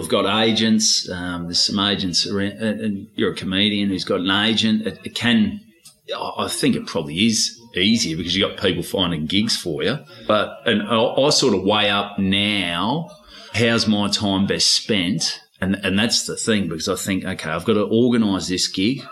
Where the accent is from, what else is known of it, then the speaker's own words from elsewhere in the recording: Victoria, Australia; accent: Aussie, Ocker; also born or lived in Port Douglas, Queensland / Port Melbourne; now in Melbourne, Australia; I've still got a pretty Aussie accent